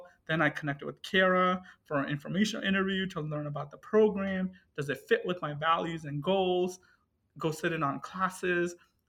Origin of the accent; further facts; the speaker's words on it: Cleveland, Ohio, United States; English is a second language; and so I'm originally from Cleveland, Ohio, and, you know, suburbia of Cleveland.